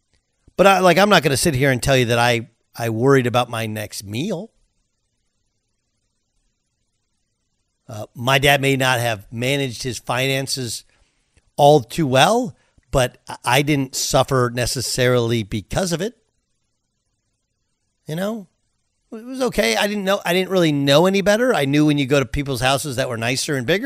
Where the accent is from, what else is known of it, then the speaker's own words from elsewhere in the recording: Orange, California, United States; I grew up in Orange, California, moved to Orange in 1981.